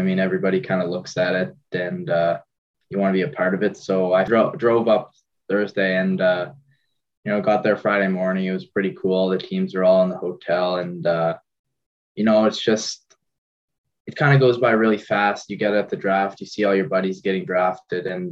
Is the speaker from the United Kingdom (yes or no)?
no; Bedford, Nova Scotia, Canada; They're my hometown